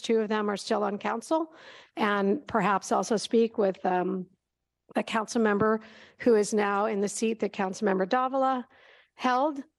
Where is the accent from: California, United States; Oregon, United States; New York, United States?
California, United States; Berkeley; when I was growing up in Berkeley